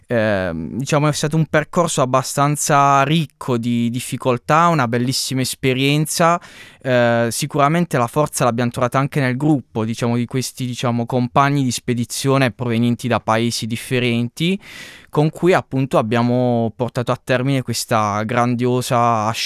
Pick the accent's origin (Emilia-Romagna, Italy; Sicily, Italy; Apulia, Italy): Apulia, Italy; Canosa di Puglia; Esattamente, sì, mm. sono di Canosa di Puglia